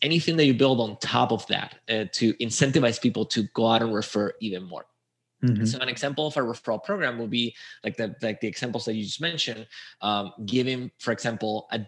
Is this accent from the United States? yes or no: no; Spain; moved away as an adult; also born or lived in Chile; I'm from Spain